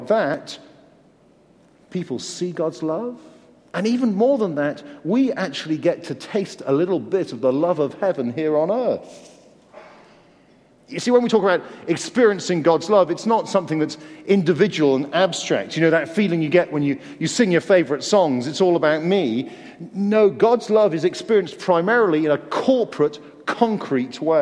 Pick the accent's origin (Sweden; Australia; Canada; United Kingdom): United Kingdom; Guildford, South East England; also born or lived in Canterbury, Kent; I grew up in Guildford in Surrey.